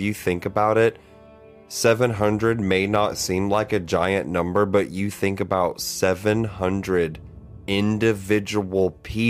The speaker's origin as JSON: {"language": "English", "area": "outside Forsyth County", "region": "Georgia", "country": "United States", "tie": "born or raised there", "said": "And I was born here. I grew up right outside of Forsyth County again."}